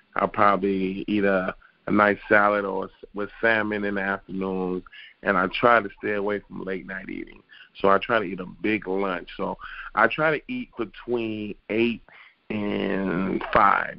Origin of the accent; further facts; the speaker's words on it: Detroit, Michigan, United States; I was born and raised in Detroit, Michigan